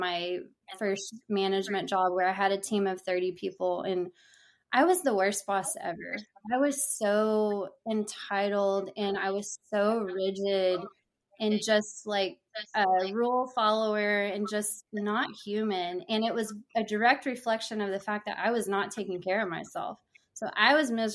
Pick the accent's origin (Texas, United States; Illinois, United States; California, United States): Texas, United States; Houston; also born or lived in Corpus Christi, Texas; I'm from the Houston area in Texas